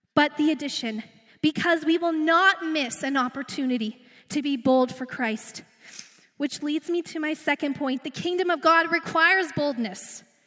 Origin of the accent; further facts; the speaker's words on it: Redwater, Alberta, Canada; also born or lived in Edmonton, Canada; now in Beaumont, Canada; I'm like small town girl. I'm, I came from Redwater. Then I lived on the north side of Edmonton to go to school.